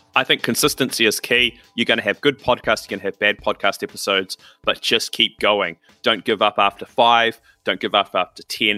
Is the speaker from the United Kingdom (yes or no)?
no; New Zealand; I'm from New Zealand